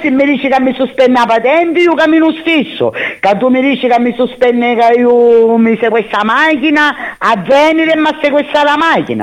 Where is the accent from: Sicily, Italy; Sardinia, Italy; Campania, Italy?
Sicily, Italy; Catania; sogno catanese verace e orgogliosa di essere catanese